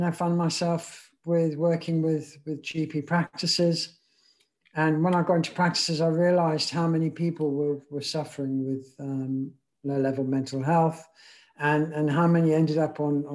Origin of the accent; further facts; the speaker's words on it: Zimbabwe; moved away as an adult; I grew up back in Africa, a place called Zimbabwe. And so went to school there, was in the army there